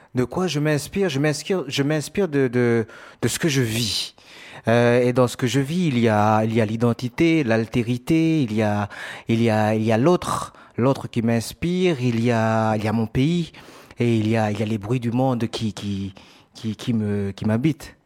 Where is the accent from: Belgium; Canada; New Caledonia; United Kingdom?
New Caledonia; moved away as an adult; now in Marseille, France; je viens de Nouvelle-Calédonie.